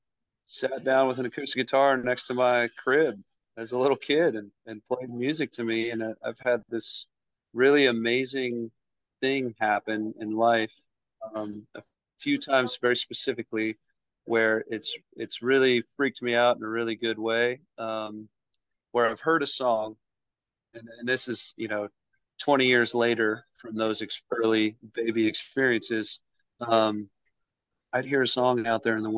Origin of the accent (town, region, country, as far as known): Richmond, Virginia, United States; born or raised there